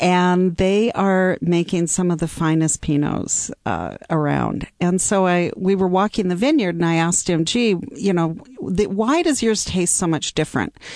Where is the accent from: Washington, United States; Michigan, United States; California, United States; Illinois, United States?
Washington, United States; Seattle; moved away as an adult; also born or lived in New York / Bay Area / Chicago; I am from Seattle